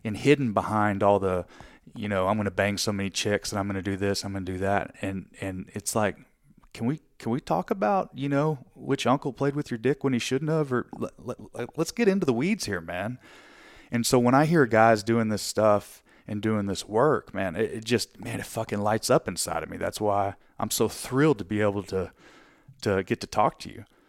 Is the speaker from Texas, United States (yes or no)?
yes; Texas, United States; I'm from Texas